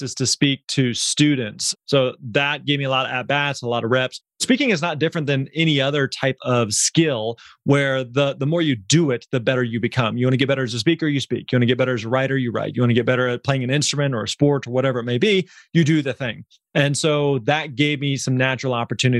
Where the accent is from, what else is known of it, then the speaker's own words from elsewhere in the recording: Missouri, United States; we grew up in Missouri.